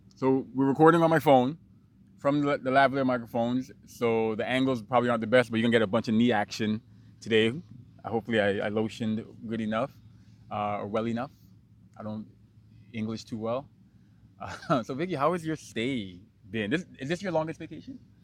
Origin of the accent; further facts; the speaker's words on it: New York City, New York, United States; also born or lived in Guyana; I grew up in Brooklyn